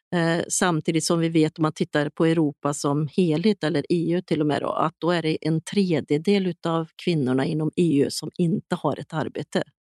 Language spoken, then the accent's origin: Swedish; Sweden; som svensk